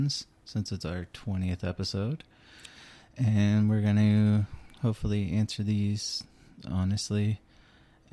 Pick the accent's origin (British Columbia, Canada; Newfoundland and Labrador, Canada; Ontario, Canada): Newfoundland and Labrador, Canada; moved away; I am from Newfoundland